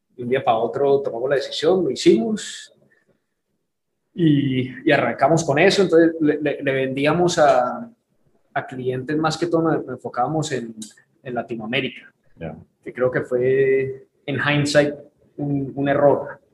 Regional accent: Houston, Texas, United States; moved away as an adult; also born or lived in Cali, Colombia; now in Miami, United States; nos mudamos a un suburbio de Houston, crecimos allá

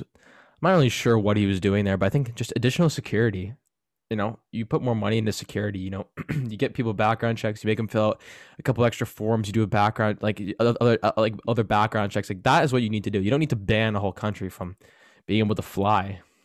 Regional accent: Canada; me being Canadian

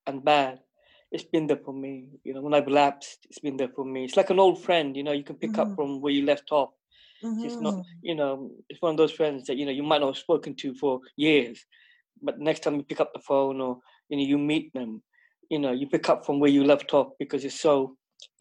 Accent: Luton, East of England, United Kingdom; I was born in Luton, I'm 46 and a half.

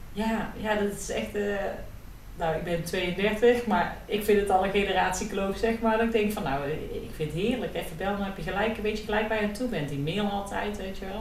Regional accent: Netherlands; wij Nederlanders

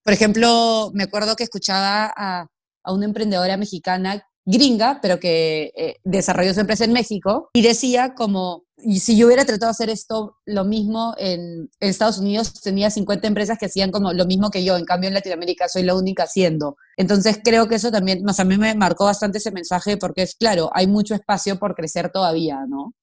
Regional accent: Peru; yo soy peruana

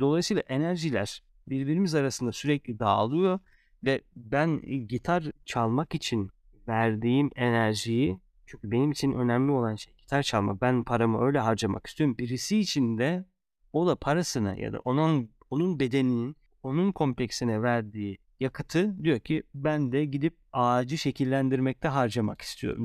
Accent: Turkey

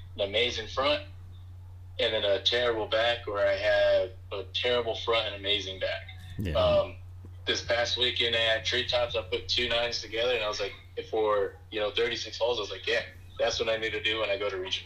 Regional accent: Texas, United States; moved away; also born or lived in Fort Bragg, North Carolina; I grew up in Texas.

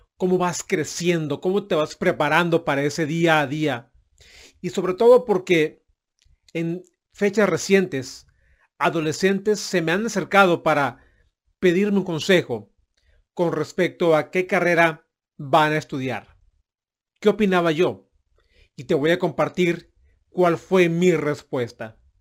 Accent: Mexico; mi país de origen, que es México

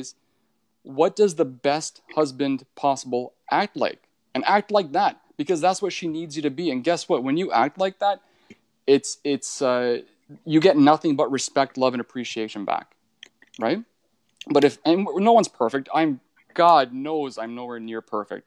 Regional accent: Northern Ontario, Canada; I grew up in Northern Ontario

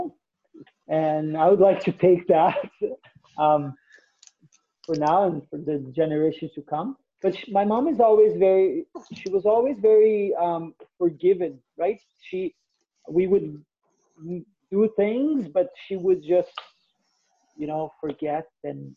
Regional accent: Brazil; moved away as an adult; also born or lived in Vancouver, Canada; now in Lethbridge, Canada; I am from Brazil originally

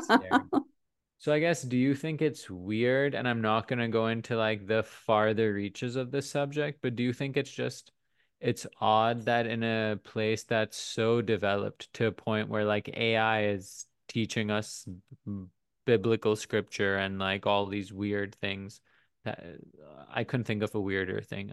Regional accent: Pakistan; now in United States; I grew up in Pakistan

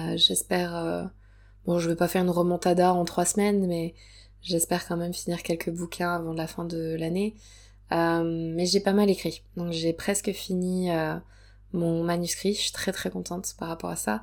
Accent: Provence-Alpes-Côte d'Azur, France; ma région natale, euh, dans laquelle je suis actuellement, donc dans le, le sud, je suis en Provence.

